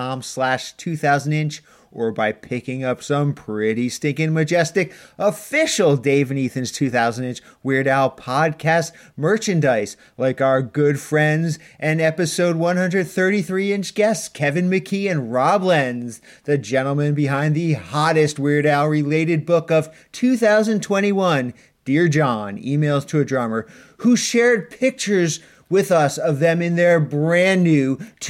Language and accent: English; Canada; but that's only because we're Canadian idiots.